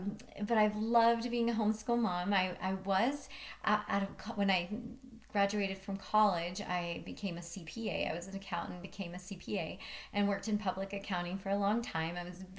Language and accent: English; Arizona, United States; moved away as an adult; also born or lived in Jersey City, New Jersey / Hawaii; now in Utah, United States; I grew up in Arizona mostly. And then we moved to Hawaii.